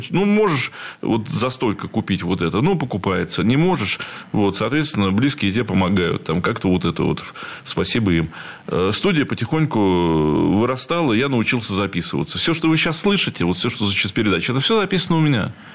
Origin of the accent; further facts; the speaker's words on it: Saint Petersburg, Russia; Я петербуржец, я уже сказал, в четвертом колене